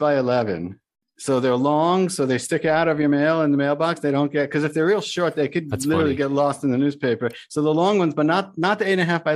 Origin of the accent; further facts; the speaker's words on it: New York, United States; moved away as an adult; now in Boca Raton, United States; I was from New York